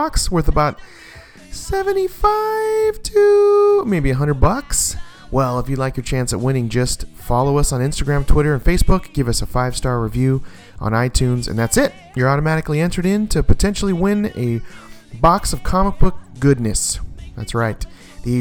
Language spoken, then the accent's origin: English; Hawaii, United States; He knows I'm Hawaiian